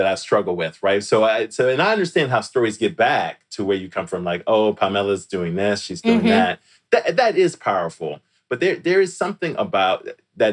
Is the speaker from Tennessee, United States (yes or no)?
no; Washington, District of Columbia, United States; moved away; I'm from DC forever, right? I'm from Washington, DC forever.